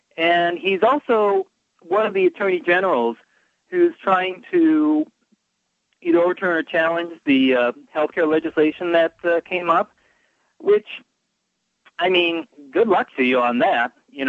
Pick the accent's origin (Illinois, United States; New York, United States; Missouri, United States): Illinois, United States; Chicago; Now, I've only lived in Florida. I came from Chicago.